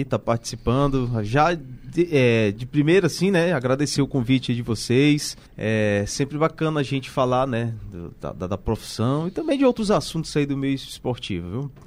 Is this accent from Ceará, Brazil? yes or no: yes; Aracati, Ceará, Brazil; eu nasci numa cidade que o rádio lá é muito forte